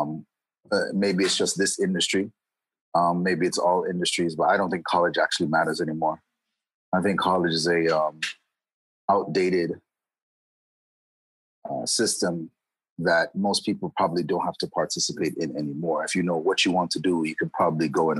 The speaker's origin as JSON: {"language": "English", "region": "Florida", "country": "United States", "tie": "born or raised there", "said": "I grew up in Florida. I grew up in Florida"}